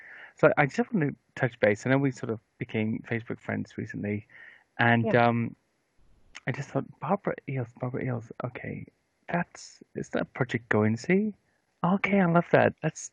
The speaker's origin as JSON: {"language": "English", "region": "Wales", "country": "United Kingdom", "said": "because I'm from Wales originally, although I don't really have the accent"}